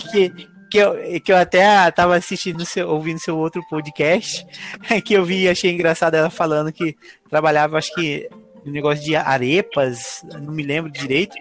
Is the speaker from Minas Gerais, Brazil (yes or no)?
no; Cuiabá, Mato Grosso, Brazil; moved away as an adult; now in Ireland; sou do Mato Grosso, Cuiabá. Eu vim para a Irlanda há uns três anos atrás